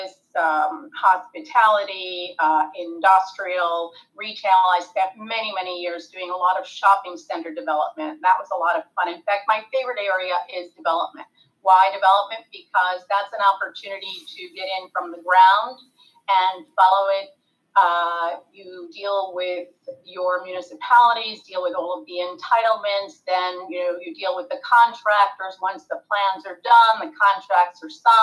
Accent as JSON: {"language": "English", "area": "Long Island", "region": "New York", "country": "United States", "tie": "born or raised there", "also_born_or_lived": "California", "moved": "as an adult", "lives_now": "Miami, United States", "said": "I was born and raised on Long Island in New York"}